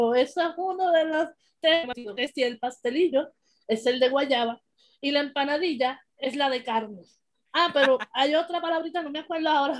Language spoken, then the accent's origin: Spanish; Puerto Rico; como buen boricua agradecido